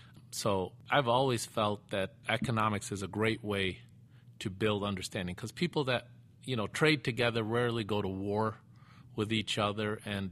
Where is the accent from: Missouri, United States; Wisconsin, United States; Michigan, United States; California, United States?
Michigan, United States; Dearborn; also born or lived in Beirut, Lebanon; I grew up in Dearborn, Michigan. My parents immigrated here in 1970, and when we first moved to Dearborn